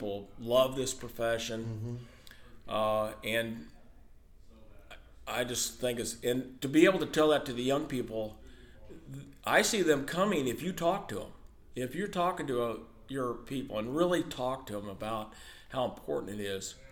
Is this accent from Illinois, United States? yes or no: yes; Hamilton, Illinois, United States; a small town in where I grew up in Hamilton